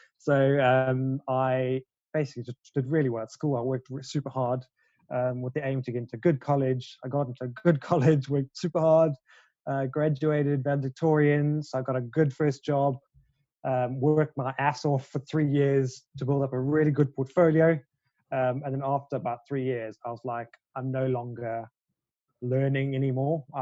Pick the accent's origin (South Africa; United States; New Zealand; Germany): South Africa; now in London, United Kingdom; I am a South African-born interior designer living and working in London.